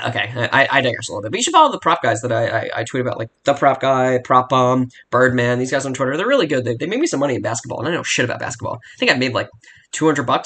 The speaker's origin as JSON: {"language": "English", "country": "United States", "said": "I'm an American"}